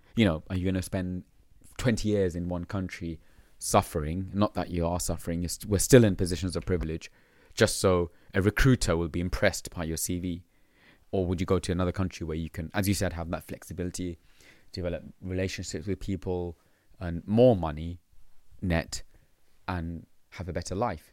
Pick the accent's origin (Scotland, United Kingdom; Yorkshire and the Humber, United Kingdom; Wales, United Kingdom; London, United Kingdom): London, United Kingdom; growing up in London, being born here